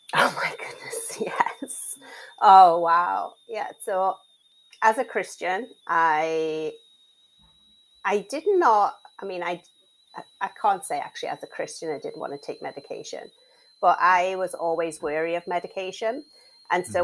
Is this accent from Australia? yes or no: no; Liverpool, North West England, United Kingdom; moved away as an adult; now in United States